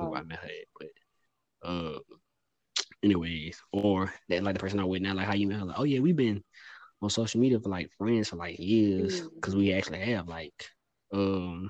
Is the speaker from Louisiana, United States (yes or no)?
yes; Louisiana, United States; moved away as an adult; I'm from Louisiana